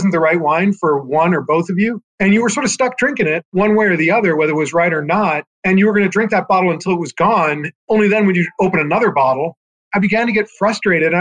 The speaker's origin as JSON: {"language": "English", "region": "California", "country": "United States", "said": "I was from California."}